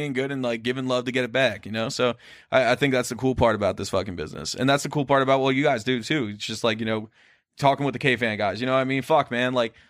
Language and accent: English; East Coast, United States; also born or lived in Des Moines, Iowa; now in Minneapolis, United States; growing up on the East Coast.